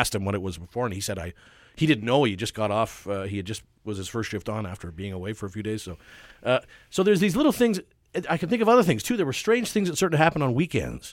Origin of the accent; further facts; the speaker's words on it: Vancouver, British Columbia, Canada; I was born and raised in Carsdale